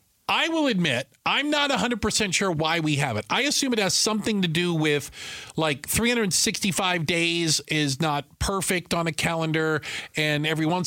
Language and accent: English; Tucson, Arizona, United States; Growing up in Tucson